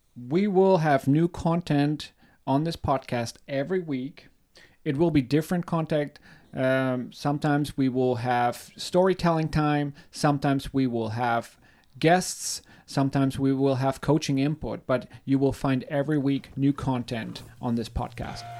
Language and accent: English; Germany; I'm born and raised in Germany.